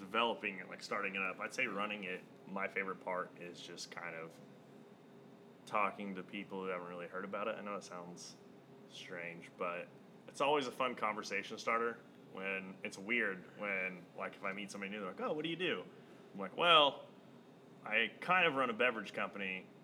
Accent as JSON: {"language": "English", "region": "Oklahoma", "country": "United States", "tie": "born or raised there", "said": "I grew up in Oklahoma, and for the longest time, I grew up in a tiny farm"}